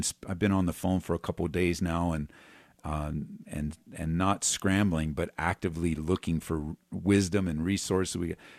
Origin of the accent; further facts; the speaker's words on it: California, United States; because, like, I came from Southern California.